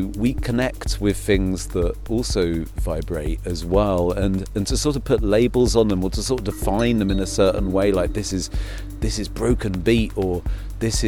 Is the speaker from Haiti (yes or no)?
no; United Kingdom; moved away; I'm a Brit, living in Europe